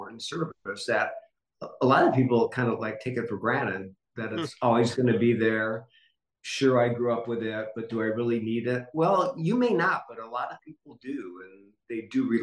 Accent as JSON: {"language": "English", "region": "Michigan", "country": "United States", "tie": "born or raised there", "moved": "as an adult", "lives_now": "Los Angeles, United States", "said": "as a little kid growing up in Michigan"}